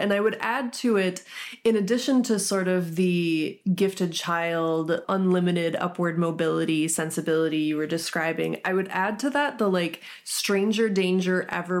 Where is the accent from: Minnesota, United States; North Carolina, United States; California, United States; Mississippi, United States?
Minnesota, United States; I'm from Minnesota and I grew up in the shadow of the Jacob Wetterlin trial.